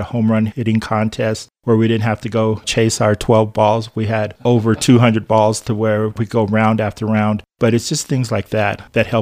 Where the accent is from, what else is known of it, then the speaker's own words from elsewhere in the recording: Colorado Springs, Colorado, United States; also born or lived in Mansfield, Louisiana; now in Monte Vista, United States; I grew up most of my life in Colorado Springs